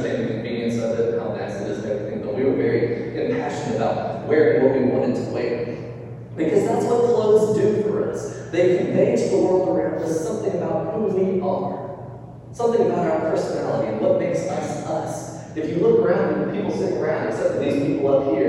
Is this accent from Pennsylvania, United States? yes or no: no; North Alabama, United States; moved away as an adult; also born or lived in Montgomery, Alabama; now in Mobile, United States; growing up in North Alabama, everybody goes to public school